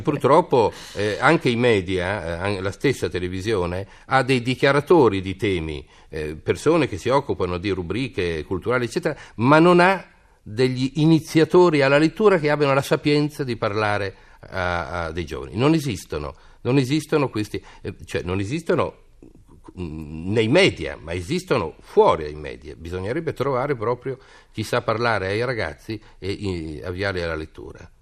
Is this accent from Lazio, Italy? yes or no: no; Parma, Emilia-Romagna, Italy; io sono di Parma